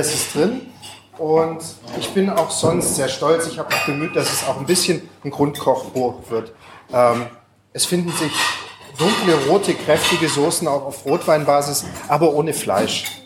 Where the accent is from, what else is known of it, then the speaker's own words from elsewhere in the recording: Düsseldorf, North Rhine-Westphalia, Germany; Ich bin auch aus Düsseldorf.